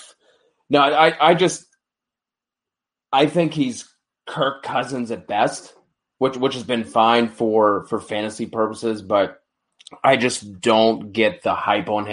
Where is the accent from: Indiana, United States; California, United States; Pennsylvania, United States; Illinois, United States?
Pennsylvania, United States; Pittsburgh; I am from Pittsburgh.